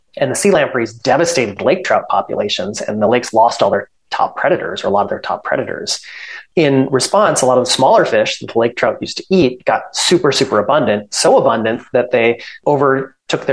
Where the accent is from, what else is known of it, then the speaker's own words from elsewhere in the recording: Stoughton, Wisconsin, United States; also born or lived in Madison, Wisconsin; I'm from Stoughton.